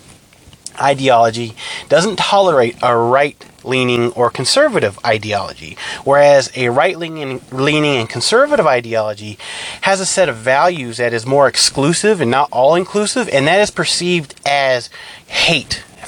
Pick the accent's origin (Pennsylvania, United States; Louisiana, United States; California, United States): California, United States; I'm from California, I'm Hispanic